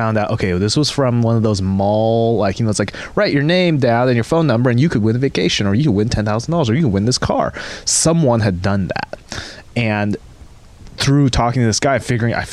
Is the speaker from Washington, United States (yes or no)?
yes; Seattle, Washington, United States; moved away; It was a Seattle number. I'm from Seattle, which I still retain